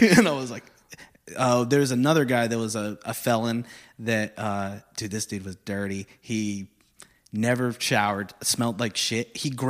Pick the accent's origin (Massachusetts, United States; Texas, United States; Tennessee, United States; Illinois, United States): Texas, United States; Corpus Christi; So I'm from Corpus, you know that pretty well